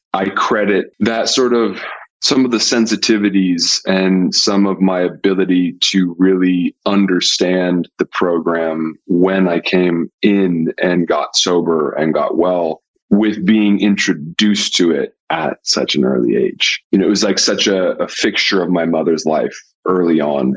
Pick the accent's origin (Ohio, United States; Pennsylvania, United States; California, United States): California, United States; Pasadena; I grew up in Pasadena, California